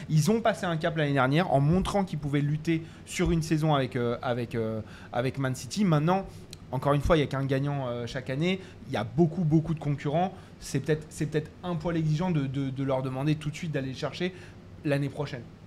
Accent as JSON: {"language": "French", "country": "France", "said": "on est français"}